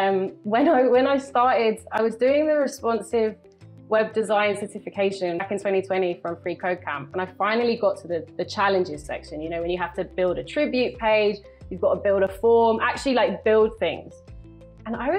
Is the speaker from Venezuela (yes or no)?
no; London, United Kingdom; moved away as an adult; now in Cali, Colombia; I'm from London